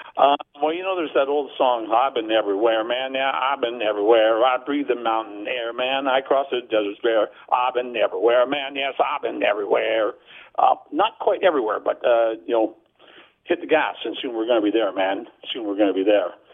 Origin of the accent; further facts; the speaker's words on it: Burnaby, British Columbia, Canada; I was in my hometown of Burnaby